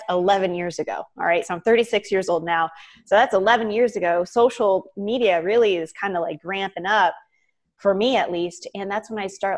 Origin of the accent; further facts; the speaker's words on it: Savannah, Georgia, United States; also born or lived in Atlanta, United States / Miami, United States; I grew up in Savannah